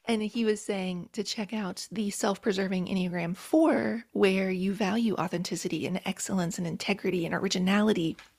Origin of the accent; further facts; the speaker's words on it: rural West Virginia, United States; moved away; I grew up in a trailer, single white trailer in rural West Virginia